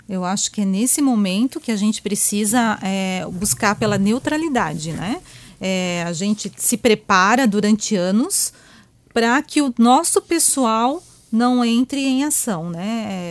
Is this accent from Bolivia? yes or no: no; Joinville, Santa Catarina, Brazil; Eu sou aqui da terrinha mesmo, né? Sou joinvilense, né? É? Meus pais são daqui. Então a gente foi criada aqui nessa região